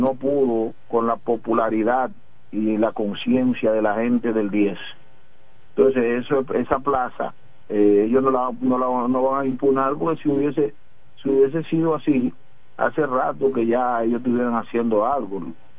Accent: La Romana, Dominican Republic; somos de la Romana

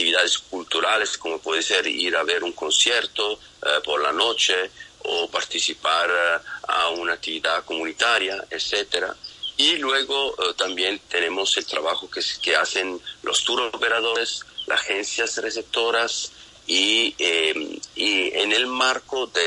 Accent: Italy; Eso es un tema que nosotros latinos, yo soy italiano, todavía no lo tenemos oh, em, trabajado mucho

